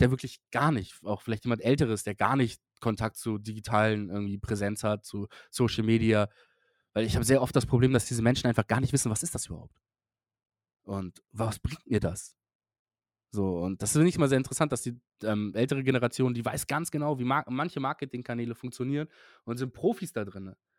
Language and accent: German; Hamburg, Germany; für mich als Hamburger